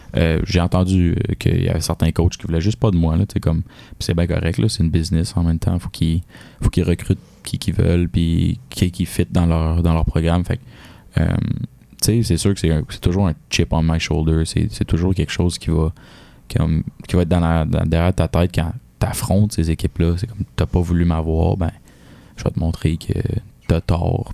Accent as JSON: {"language": "French", "town": "Varennes", "region": "Quebec", "country": "Canada", "tie": "born or raised there", "moved": "as an adult", "lives_now": "Sherbrooke, Canada", "said": "je suis un, gars de la Rive-Sud, tu sais, à Varennes. J'ai vécu là toute ma vie."}